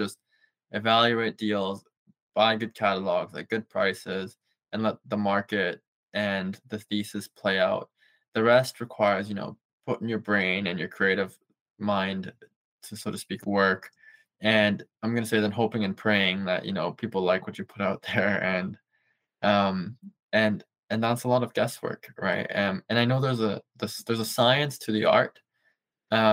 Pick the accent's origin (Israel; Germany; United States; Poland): Germany; now in Canada; I grew up in Germany and moved to Canada.